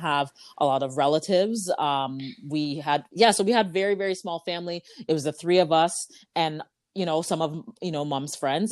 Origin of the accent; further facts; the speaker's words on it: Ajax, Ontario, Canada; I grew up in Ajax